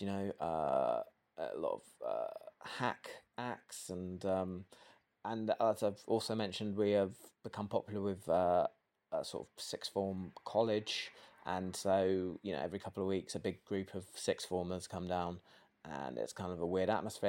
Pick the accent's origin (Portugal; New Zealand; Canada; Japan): Portugal; now in London, United Kingdom; I'm from Portugal